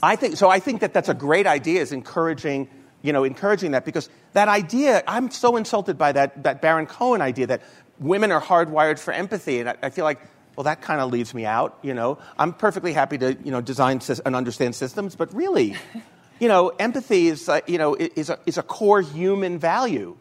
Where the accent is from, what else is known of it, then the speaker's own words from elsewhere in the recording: New York, United States; I'm from New York